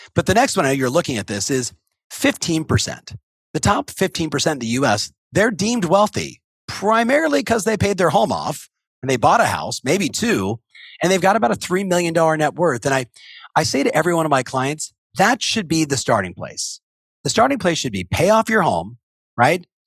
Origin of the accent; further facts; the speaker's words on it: Southern California, United States; I was raised in Southern California